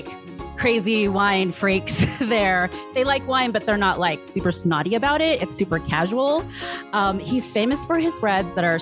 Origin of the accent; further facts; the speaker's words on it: San Francisco Bay Area, California, United States; I'm from the Bay Area